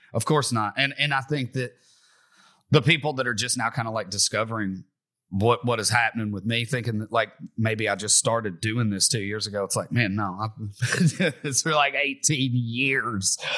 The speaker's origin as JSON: {"language": "English", "town": "Bowling Green", "region": "Kentucky", "country": "United States", "tie": "born or raised there", "said": "I'm from Bowling Green, Kentucky. I'm from right around where the … were from. And, uh, …, the, the guitar player, taught me how to play guitar growing up."}